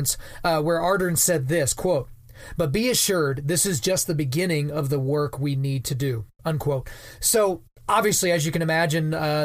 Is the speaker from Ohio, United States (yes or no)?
no; Lawton, Oklahoma, United States; moved away; I grew up and I'm from a town called Lawton, Oklahoma